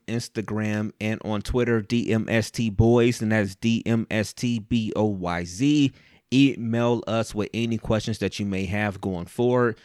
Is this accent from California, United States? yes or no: no; Cleveland, Ohio, United States; I was born and raised, I'm, I'm from Cleveland